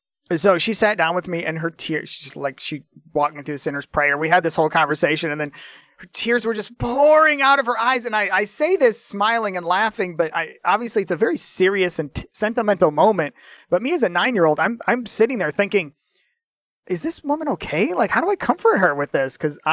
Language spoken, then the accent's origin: English; Michigan, United States; when I was baptized at Community Baptist Church, where I grew up at in Michigan, where I was raised, my hometown